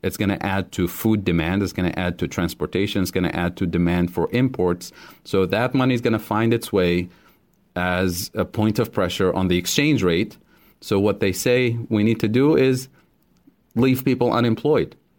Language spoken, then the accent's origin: English; Tunisia; moved away as an adult; also born or lived in Kansas City, Missouri; now in United States; I grew up in Tunisia